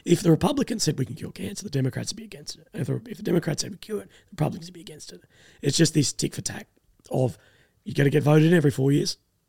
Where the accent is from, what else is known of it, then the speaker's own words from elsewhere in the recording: Australia; as an Australian